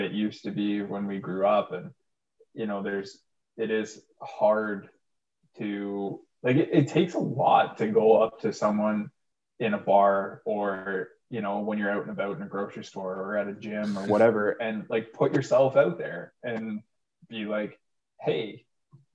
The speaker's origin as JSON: {"language": "English", "town": "Pickering", "region": "Ontario", "country": "Canada", "tie": "born or raised there", "said": "my childhood home, my hometown of Pickering"}